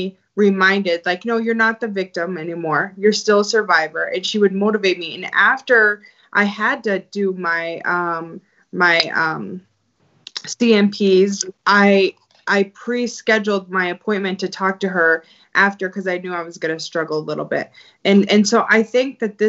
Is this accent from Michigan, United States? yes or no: no; Montana, United States; I grew up in Montana